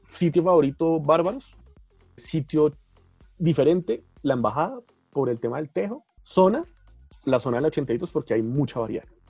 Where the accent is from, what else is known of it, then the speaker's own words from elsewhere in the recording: Colombia; No tenemos una identidad propia que nos defina como pueblo